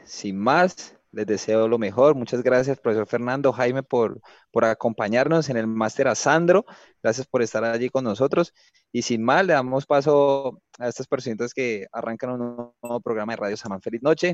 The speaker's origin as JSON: {"language": "Spanish", "town": "Cali", "region": "Valle del Cauca", "country": "Colombia", "said": "soy caleño y conozco mi ciudad"}